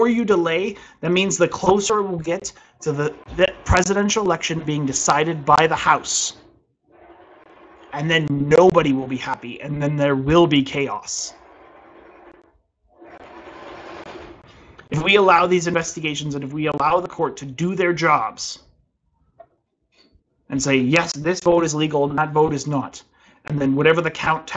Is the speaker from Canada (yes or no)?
yes; Canada; I'm a Canadian